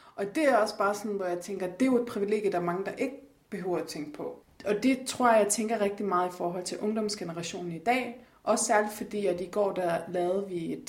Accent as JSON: {"language": "Danish", "country": "Denmark", "tie": "born or raised there", "said": "jeg er fra Jylland"}